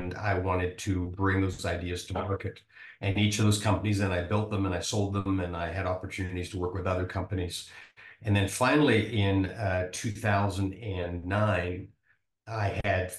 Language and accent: English; Vancouver, British Columbia, Canada; now in Nebraska, United States; I grew up in Vancouver, Canada. I live in Nebraska now